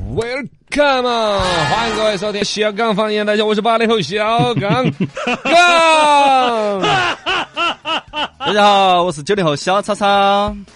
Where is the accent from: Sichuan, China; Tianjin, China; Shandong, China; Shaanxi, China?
Sichuan, China; Yibin; 我们宜宾这边